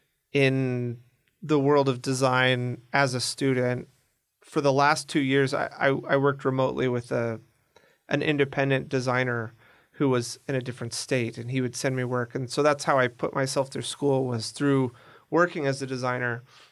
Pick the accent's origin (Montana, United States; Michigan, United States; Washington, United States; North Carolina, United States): Washington, United States; Seattle; now in Argentina; I'm from Seattle.